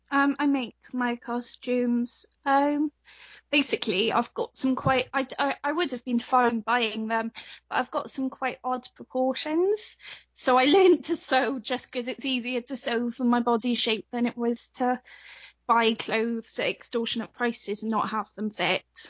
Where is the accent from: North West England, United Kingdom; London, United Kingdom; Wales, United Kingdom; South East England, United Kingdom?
Wales, United Kingdom; I'm from Wales, so uh, I sound quite British